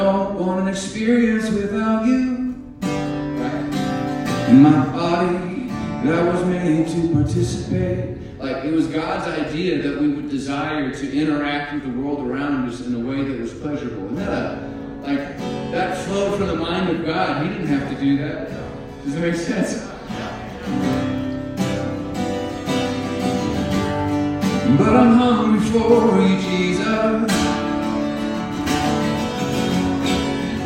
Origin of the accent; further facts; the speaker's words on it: Alaska, United States; moved away as an adult; also born or lived in Durango, Colorado; now in Texas, United States; I am not from Texas. I am from Alaska. I was born and raised on a little island. I grew up on a fishing boat